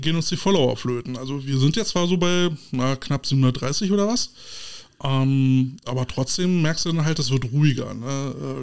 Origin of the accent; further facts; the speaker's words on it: Berlin, Germany; wir als Berliner, als Preußen